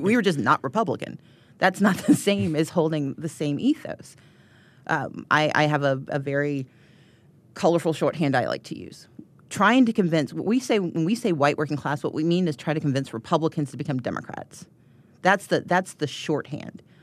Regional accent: Georgia, United States; I'm from Georgia

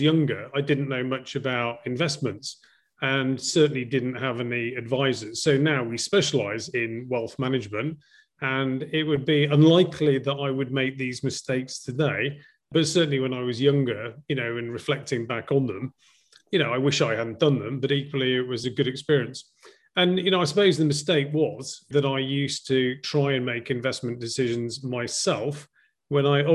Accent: Llandudno, Wales, United Kingdom; moved away as an adult; also born or lived in Cardiff / London / Hong Kong / Sydney; now in Vietnam; So I was born in Wales, just in case people confuse that for any other part in the UK, in a seaside resort called Llandudno.

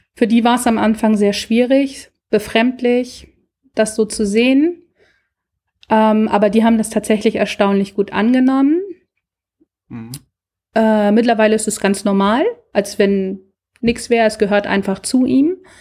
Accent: Lübeck, Schleswig-Holstein, Germany; Ich komme aus der Hansestadt Lübeck

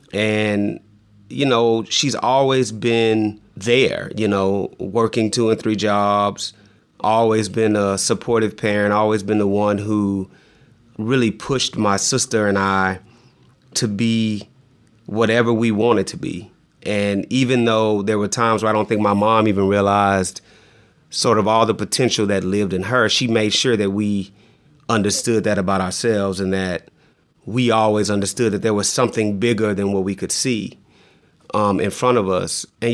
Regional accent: San Antonio, Texas, United States; also born or lived in Fort Leonard Wood, Missouri / Germany; I always say that I'm from San Antonio, because that's where I grew up and that's the city that I remember the most. But I'm actually from and was born in Fort Leonard Wood, Missouri.

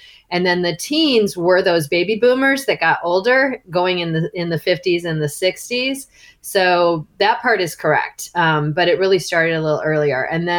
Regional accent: Chicago, Illinois, United States; I grew up in the Chicago area

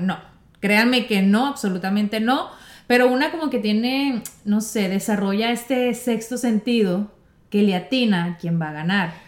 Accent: Mexico; yo amo mi, mi México, mi tierra

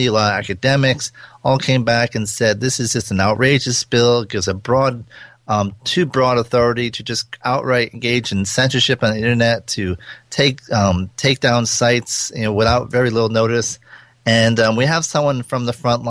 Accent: Providence, Rhode Island, United States; I grew up in Providence

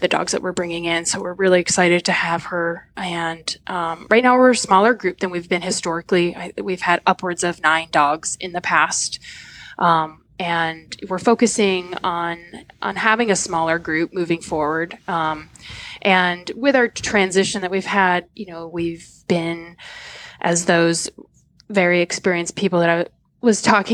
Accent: New England, United States; moved away as an adult; now in Washington, United States; Growing up in New England

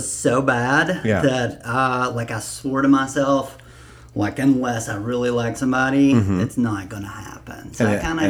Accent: United States; also born or lived in Muscle Shoals, Alabama / Livingston, Tennessee; So I kind of grew up in Muscle Shoals and a small town called Livingston, Tennessee.

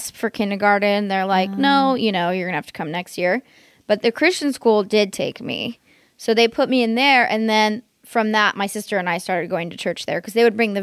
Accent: Bay Area, California, United States; When I was a kid, I grew up in the Bay Area.

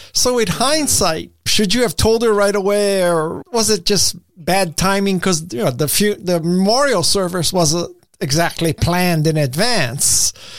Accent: Hawaii, United States; I'm from Hawaii

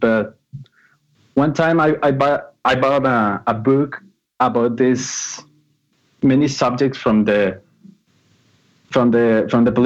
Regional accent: Guadalajara, Jalisco, Mexico; I'm from Guadalajara, Mexico

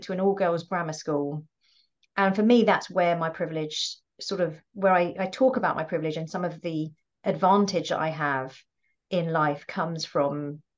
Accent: United Kingdom; I'm first generation UK born.

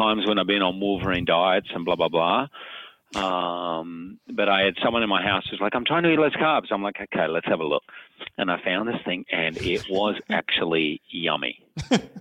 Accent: Australia; now in New York City, United States; in Australia, we're complete snobs, coffee snobs

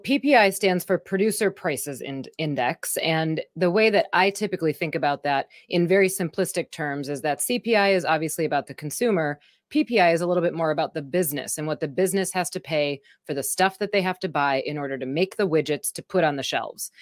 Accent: Wisconsin, United States; I'm from Wisconsin

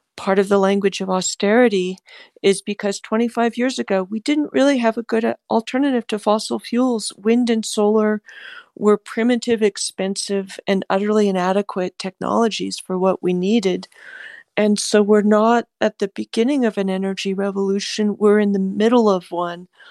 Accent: California, United States; I'm a Californian

